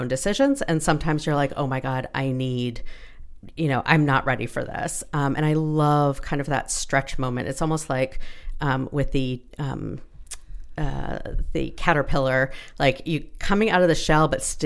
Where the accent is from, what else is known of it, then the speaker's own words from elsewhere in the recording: Toronto, Ontario, Canada; also born or lived in Ottawa / Calgary / Montreal / Halifax; I spent most of my childhood in Toronto and going back and forth between Toronto and Ottawa